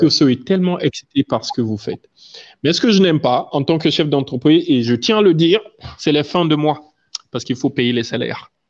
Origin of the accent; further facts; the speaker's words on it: Guinea; chez nous en Guinée